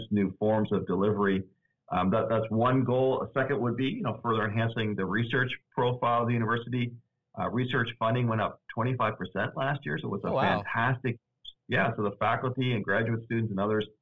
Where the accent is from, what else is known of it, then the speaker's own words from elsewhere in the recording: Nova Scotia, Canada; also born or lived in Cincinnati, Ohio; now in Augusta, United States; I'm originally from Canada, actually. So this is a really nice winter compared to what I experienced growing up in Nova Scotia, Canada.